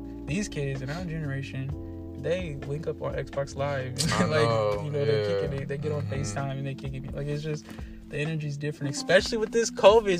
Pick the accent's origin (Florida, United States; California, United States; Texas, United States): Florida, United States; I'm from Florida. That's the place right there.